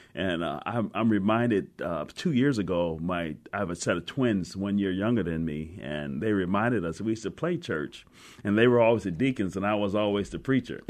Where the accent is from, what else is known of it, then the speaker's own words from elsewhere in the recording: Cleveland, Ohio, United States; now in Seattle, United States; I grew up in Cleveland, Ohio